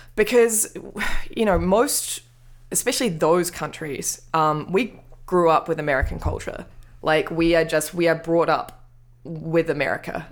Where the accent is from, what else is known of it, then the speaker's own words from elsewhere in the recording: Wellington, New Zealand; moved away; I'm from Wellington